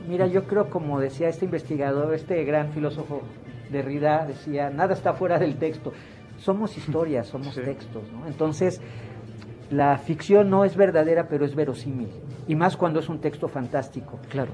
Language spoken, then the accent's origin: Spanish; Mexico; como sociedad mexicana